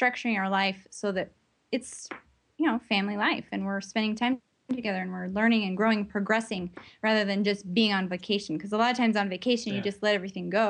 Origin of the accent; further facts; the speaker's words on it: United States; moved away; I grew up with in the States